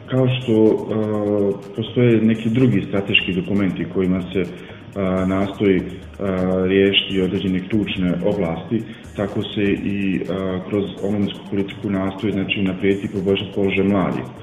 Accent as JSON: {"language": "Croatian", "town": "Prijedor", "region": "Republika Srpska", "country": "Bosnia & Herzegovina", "said": "kod nas u Prijedoru ili Bosni i Hercegovini"}